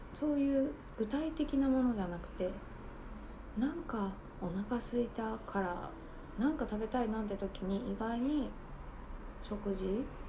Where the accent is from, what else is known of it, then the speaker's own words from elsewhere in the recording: Tokyo, Japan; 私はずっと東京生まれなので